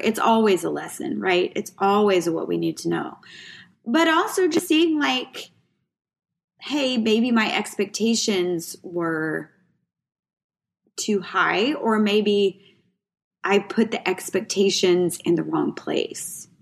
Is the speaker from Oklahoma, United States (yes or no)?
no; Waco, Texas, United States; also born or lived in New Mexico; I moved here from New Mexico's my dad got a job opportunity, moved here from New Mexico where we really didn't have a lot of money not a lot of opportunity. And my dad kind of saw ahead and we moved here to Waco, Texas.